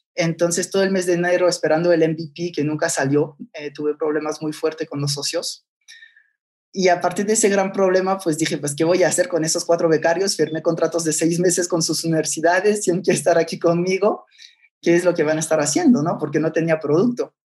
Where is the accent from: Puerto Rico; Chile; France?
France; moved away as an adult; also born or lived in Barcelona, Spain; now in Mexico; Nací en Barcelona, papá catalán y mamá francesa. Entonces, eh, a los tres años se separan mis papás, entonces me voy de Barcelona a Francia y ahí es donde eh, crecí casi toda mi vida